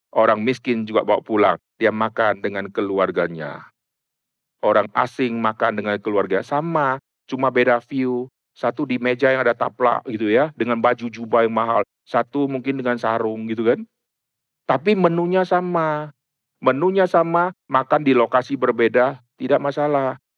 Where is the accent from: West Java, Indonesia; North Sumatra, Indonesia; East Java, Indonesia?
North Sumatra, Indonesia; Di Sumatera banyak orang yang tanam sawit, saya dari Sumatera Utara, saya dari kecil sudah keliling, sudah masuk keluar pohon sawit, pohon karet, dan saya tahu itu.